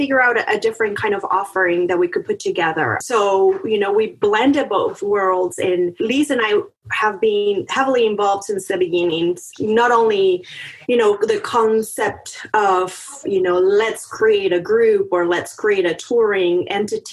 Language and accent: English; Monterrey, Nuevo León, Mexico; moved away; I'm originally born and raised in Mexico, in Monterey